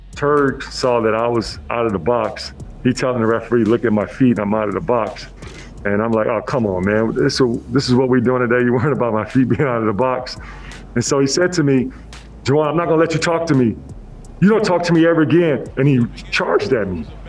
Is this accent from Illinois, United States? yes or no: yes; Chicago, Illinois, United States; I was raised by Chicago and I grew up in the South Side